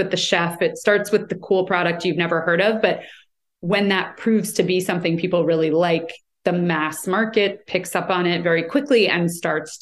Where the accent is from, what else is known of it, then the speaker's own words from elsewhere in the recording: United States; I'm American